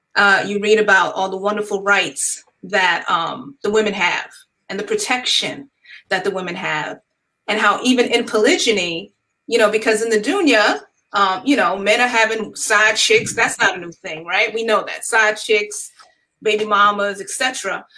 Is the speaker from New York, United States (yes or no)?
yes; New York, United States; now in North Carolina, United States; am from New York originally, but have relocated to the North Carolina area